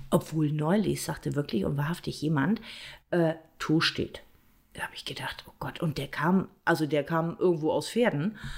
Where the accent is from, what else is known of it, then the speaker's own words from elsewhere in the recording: Bremen, Germany; born there; Ich bin einfach nur in Bremen geboren. Fertig aus.